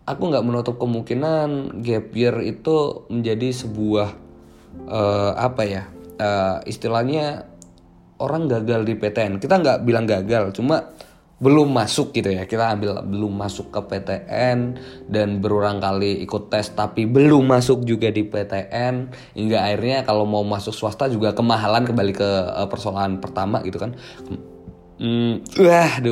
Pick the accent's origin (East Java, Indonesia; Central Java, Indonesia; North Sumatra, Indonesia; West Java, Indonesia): Central Java, Indonesia; Magelang; Jogja atau di daerahku aja deh, Jawa Tengah, Magelang gitu.